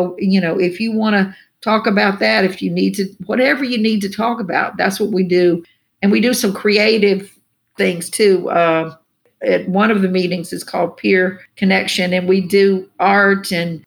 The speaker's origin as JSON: {"language": "English", "region": "the South", "country": "United States", "tie": "born or raised there", "said": "I grew up here in the South"}